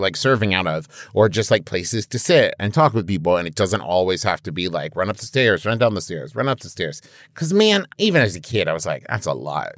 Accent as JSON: {"language": "English", "region": "Midwest", "country": "United States", "said": "I'm from the Midwest"}